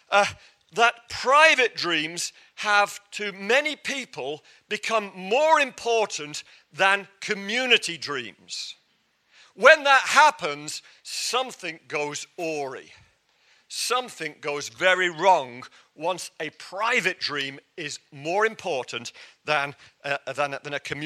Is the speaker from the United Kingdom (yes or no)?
yes; England, United Kingdom; I'm English